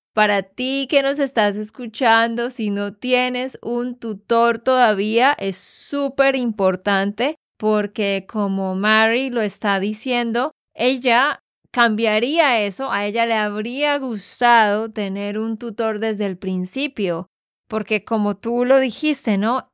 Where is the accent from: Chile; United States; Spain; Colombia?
Colombia; Santander; de Santander, Colombia